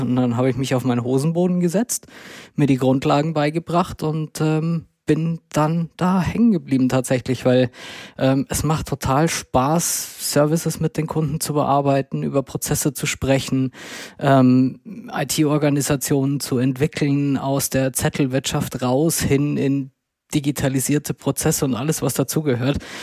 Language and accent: German; Würzburg, Bavaria, Germany; moved away as an adult; now in Munich, Germany; ich komme gebürtig aus Würzburg, dort bin ich geboren und aufgewachsen